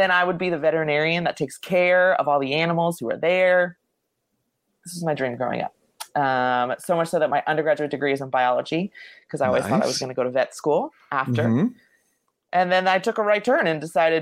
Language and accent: English; Lake Worth, Florida, United States; I grew up in Lake Worth, Florida, which no one ever knows where Lake Worth is